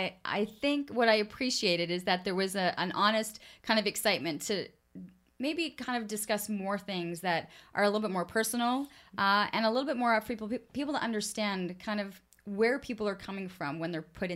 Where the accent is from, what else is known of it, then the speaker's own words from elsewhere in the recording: Ottawa, Ontario, Canada; when you grow up in the city and you see how it evolved. I mean, I remember the construction of Hunt Club, like mm-hmm. a Hunt Club road, like that was farmland. You know, so when you talk about kind of growing up on Innis